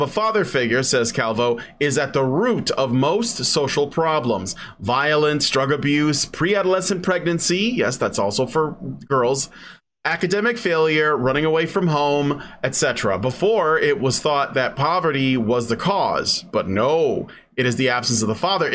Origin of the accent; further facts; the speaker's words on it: Chicago, Illinois, United States; the neighborhoods I grew up in Chicago